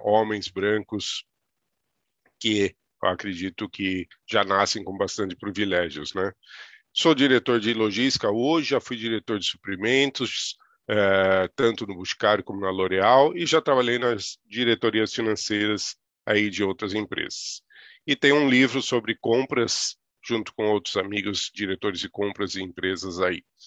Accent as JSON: {"language": "Portuguese", "region": "interior of São Paulo", "country": "Brazil", "tie": "born or raised there", "said": "E sou do interior de São Paulo, Ali eu me criei"}